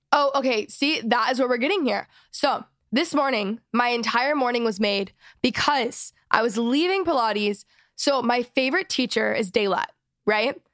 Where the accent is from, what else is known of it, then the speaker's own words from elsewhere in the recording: Dallas, Texas, United States; moved away; I'm from Dallas